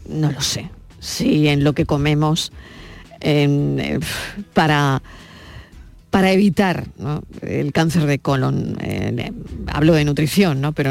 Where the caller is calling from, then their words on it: Seville, Andalusia, Spain; de Sevilla.